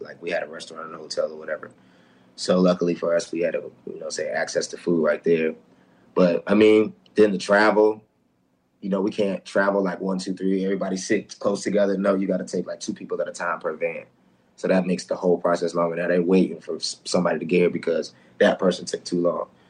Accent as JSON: {"language": "English", "town": "Newport News", "region": "Virginia", "country": "United States", "said": "I'm from Newport News, Virginia"}